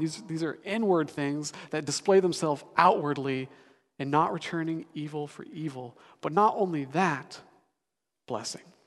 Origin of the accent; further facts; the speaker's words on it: Denver, Colorado, United States; moved away as an adult; now in Seattle, United States; I'm actually from Denver, Colorado